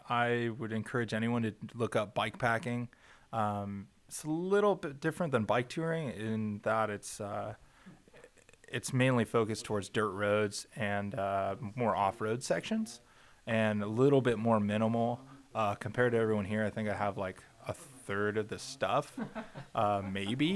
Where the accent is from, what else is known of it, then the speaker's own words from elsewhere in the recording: Encinitas, California, United States; I hail from Encinitas, California